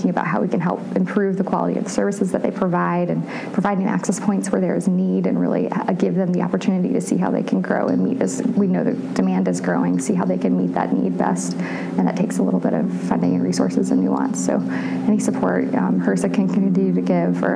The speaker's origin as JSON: {"language": "English", "region": "North Carolina", "country": "United States", "said": "I'm from North Carolina"}